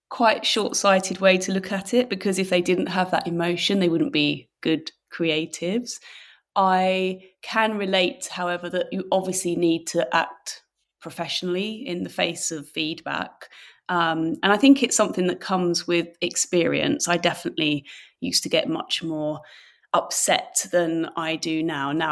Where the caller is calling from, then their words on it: London, United Kingdom; Uh, East London today.